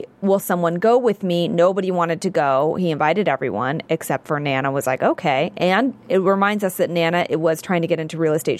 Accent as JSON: {"language": "English", "town": "San Francisco", "region": "California", "country": "United States", "moved": "yes", "lives_now": "Los Angeles, United States", "said": "I'm from San Francisco. I'm from the Bay Area."}